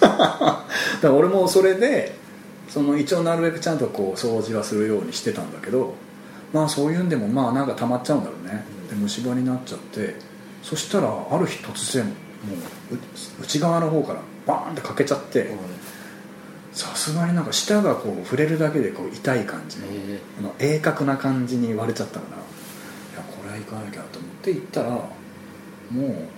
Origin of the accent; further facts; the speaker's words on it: Kutchan, Hokkaido, Japan; moved away as an adult; now in Tokyo, Japan; あのうちの田舎北海道の倶知安町の時はやっぱり田舎だから